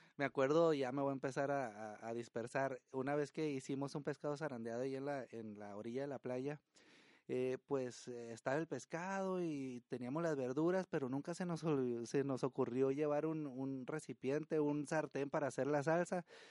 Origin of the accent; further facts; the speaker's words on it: Estación Dimas, Sinaloa, Mexico; now in Tijuana, Mexico; El pueblo donde yo nací se llama Estación Dimas, es, está en Sinaloa